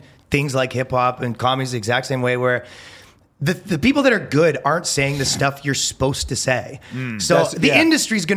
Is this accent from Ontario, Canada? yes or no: yes; Toronto, Ontario, Canada; moved away as an adult; now in United States; I came from Canada, right? Mm-hmm. We're from Toronto